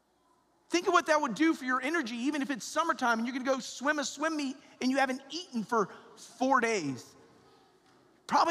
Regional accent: Atlanta, Georgia, United States; moved away; I'm from Atlanta, Georgia

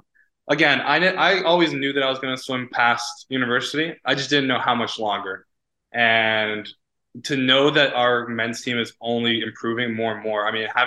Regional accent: United States; I actually really respect that because I came from the States

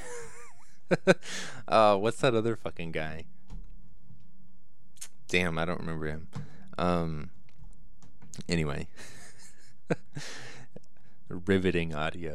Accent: United States; I'm American

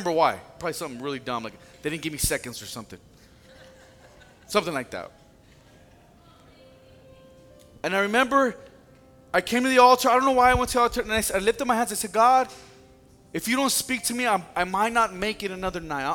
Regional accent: California, United States; moved away; I'm from California, everybody. I don't know what winter is. We have a year-round summer.

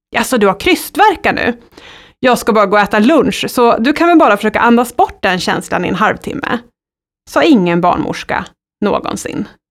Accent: Sundsvall, Västernorrland County, Sweden; Jag är född i Sundsvall under trygga former av min sjuksköterskemor

